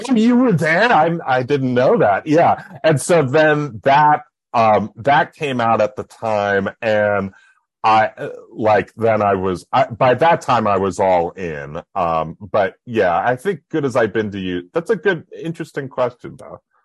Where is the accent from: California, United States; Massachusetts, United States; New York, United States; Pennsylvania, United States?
New York, United States; Buffalo; I grew up in Buffalo, New York